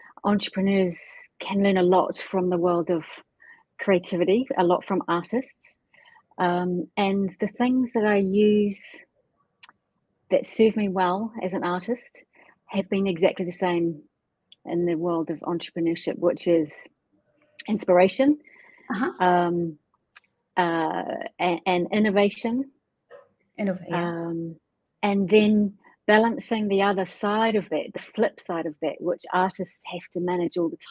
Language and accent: English; New Zealand; I grew up in New Zealand with entrepreneur parents